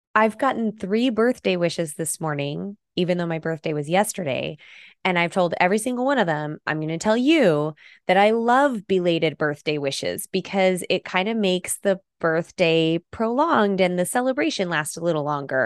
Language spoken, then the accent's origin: English; Idaho, United States; I'm from Idaho